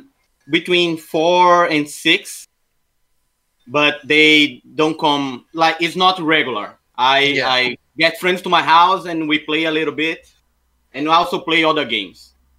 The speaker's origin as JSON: {"language": "English", "country": "Brazil", "also_born_or_lived": "United States", "second_language": "English", "said": "from Brazil."}